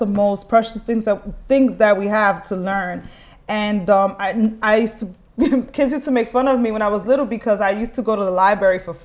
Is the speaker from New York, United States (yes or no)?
yes; New York City, New York, United States; first language Spanish; English is a second language; also born or lived in Ecuador (parents); I moved to the Bronx when I was 4 years old, and I've been here ever since.